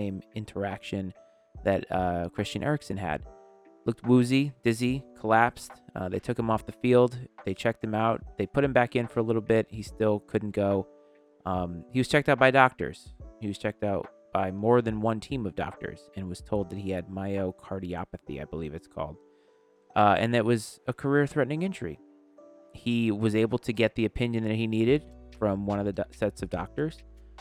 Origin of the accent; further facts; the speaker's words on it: Rhode Island, United States; being born and raised in Rhode Island